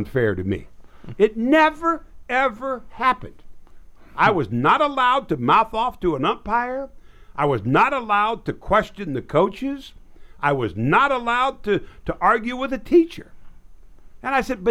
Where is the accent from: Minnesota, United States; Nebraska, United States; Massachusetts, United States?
Nebraska, United States; now in Texas, United States; My hometown was 1,300 people